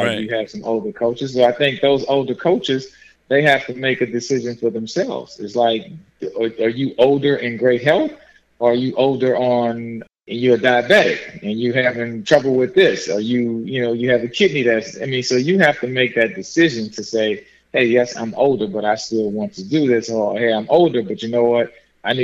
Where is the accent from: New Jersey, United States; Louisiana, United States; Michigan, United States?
Louisiana, United States; New Orleans; moved away; I'm from New Orleans